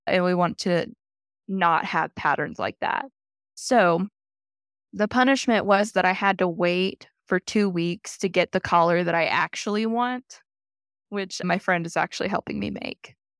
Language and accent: English; Oklahoma, United States; now in Colorado Springs, United States; I'm actually from Oklahoma, Chickasaw Nation